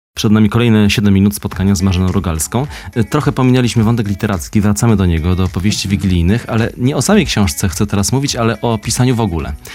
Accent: Kraków, Lesser Poland, Poland; Ja z Krakowa jestem

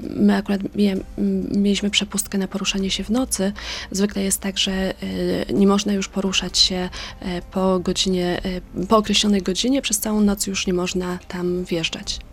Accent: Poland; jako Polka, nie jestem Ukrainką

